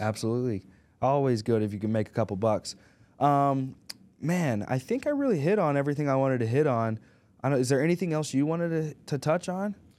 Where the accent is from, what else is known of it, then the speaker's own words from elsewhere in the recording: Arkansas, United States; we're from Arkansas